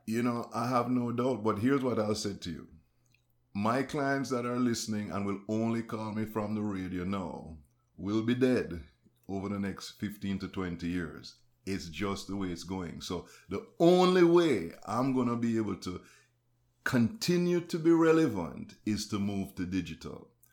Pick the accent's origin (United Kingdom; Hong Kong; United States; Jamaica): Jamaica; I'm Jamaican